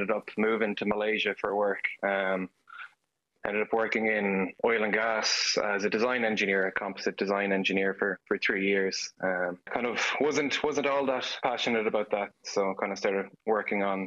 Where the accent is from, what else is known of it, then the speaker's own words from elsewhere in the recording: Galway, Connacht, Ireland; moved away as an adult; now in Texas, United States; I'm from Galway, Renmore specifically